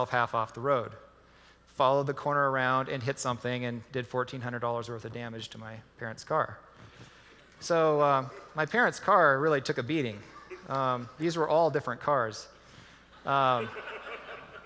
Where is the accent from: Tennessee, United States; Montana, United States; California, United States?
Montana, United States; Glendive